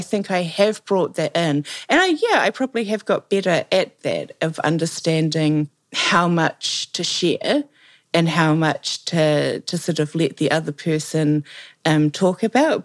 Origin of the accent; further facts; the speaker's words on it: New Zealand; accent: Kiwi; you can probably tell that I'm a Kiwi by the fact that everything I say sounds like a question.